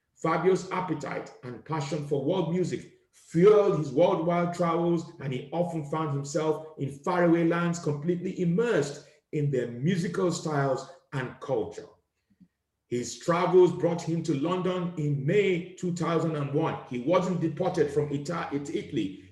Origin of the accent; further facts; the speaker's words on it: Nigeria; now in United Kingdom; growing up in Nigeria